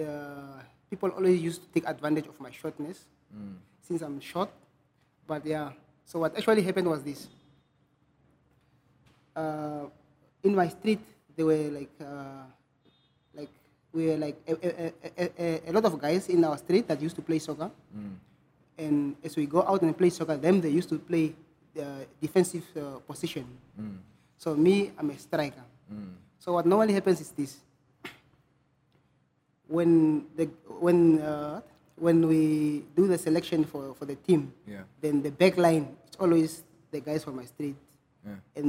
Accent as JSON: {"language": "English", "town": "Arandis", "region": "Erongo", "country": "Namibia", "tie": "born or raised there", "also_born_or_lived": "Ongwediva", "moved": "as an adult", "said": "from the streets of Arandes. From the street of Arandes, and I started school there"}